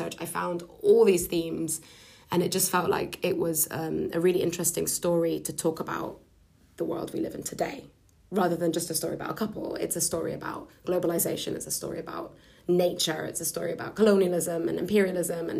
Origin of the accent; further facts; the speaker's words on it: Lebanon; moved away as an adult; also born or lived in London; I'm half Lebanese, half Scottish, and I grew up in Lebanon until I was about 18